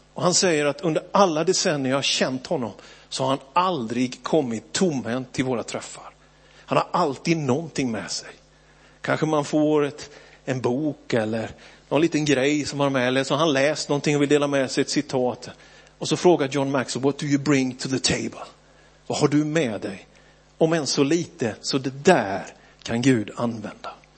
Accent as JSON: {"language": "Swedish", "town": "Björkeby", "country": "Sweden", "tie": "born or raised there", "said": "att växa upp i Philadelphia, Björkeby"}